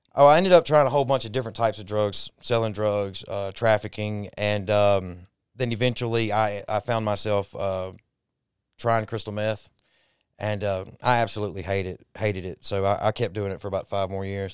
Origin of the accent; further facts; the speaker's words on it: Dallas, Texas, United States; now in Mississippi, United States; I was born in Dallas